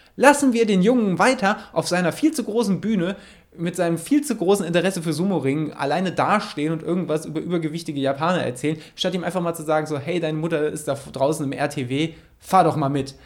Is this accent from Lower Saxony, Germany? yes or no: no; Mettmann, North Rhine-Westphalia, Germany; In Mettmann, wo ich herkomme, heißt das Ding Blotschenmarkt